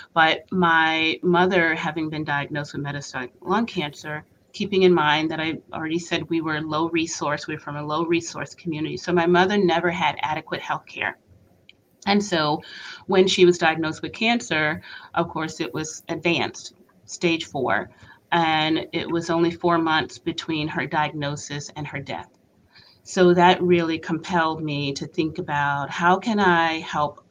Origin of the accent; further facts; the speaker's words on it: North Carolina, United States; also born or lived in Boston; I was born and raised in North Carolina.